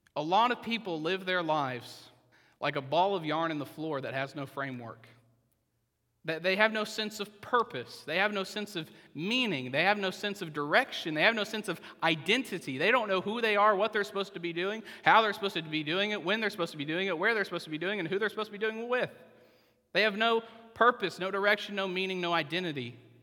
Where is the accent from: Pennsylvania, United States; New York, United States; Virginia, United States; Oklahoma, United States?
Oklahoma, United States; I'm from Oklahoma